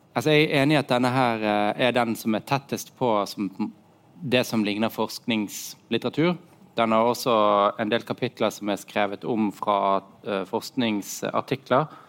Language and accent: Norwegian; Norway; also born or lived in Germany; oss som nordmenn